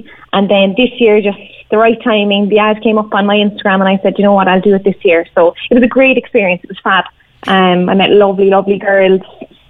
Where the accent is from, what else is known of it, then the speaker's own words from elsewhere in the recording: Ballincollig, Munster, Ireland; also born or lived in Ovens; I'm from Ballincollig. I grew up in Ballincollig. I'm living out in Ovens now with my boyfriend, Michael.